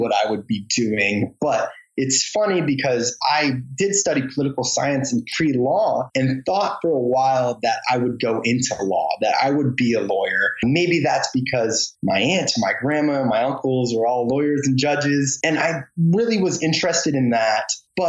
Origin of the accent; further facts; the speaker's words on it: Michigan, United States; moved away as an adult; now in Washington, DC, United States; my home state of Michigan.